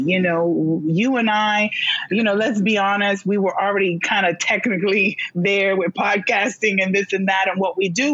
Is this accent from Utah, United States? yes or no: no; New York City, New York, United States; I was born in Brooklyn